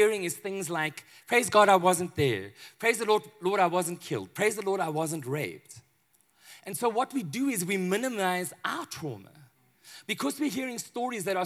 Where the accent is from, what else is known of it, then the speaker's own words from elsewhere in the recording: Johannesburg, Gauteng, South Africa; I'm from Johannesburg